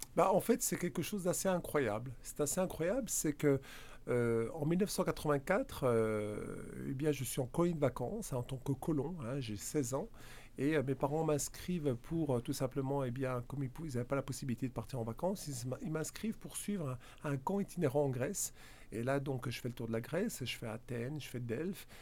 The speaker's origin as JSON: {"language": "French", "region": "Bourgogne-Franche-Comté", "country": "France", "accent": "franc-comtois", "said": "Vous l'avez peut-être reconnu par mon accent, hein, franc-comtois. Hein. Je ne suis pas belge, je suis bien franc-comtois."}